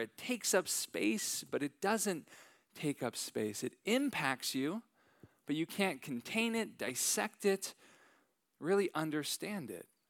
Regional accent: San Francisco Bay Area, Northern California, United States; moved away; I am originally from Northern California

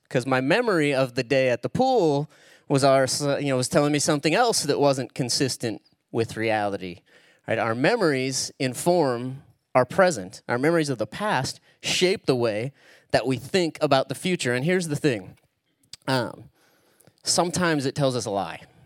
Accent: Spokane, Washington, United States; that's where I actually live, Eastern Washington. That's where I grew up. It's where I'm from.

